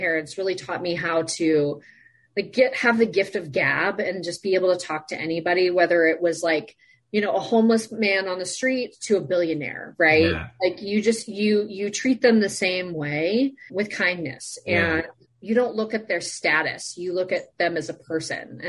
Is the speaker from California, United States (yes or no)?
no; Sun Valley, Idaho, United States; I grew up in Sun Valley, Idaho.